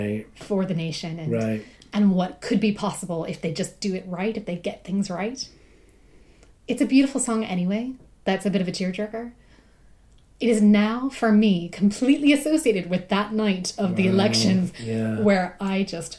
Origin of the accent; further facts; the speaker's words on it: South Carolina, United States; Yeah. I mean, I'm from South Carolina, which most people who are from South Carolina could probably say the same.